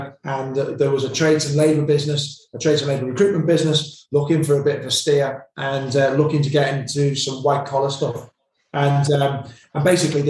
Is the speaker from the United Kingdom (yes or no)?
yes; Liverpool, North West England, United Kingdom; Tony and I, we're two hooligans from Liverpool who met on the university football team many years ago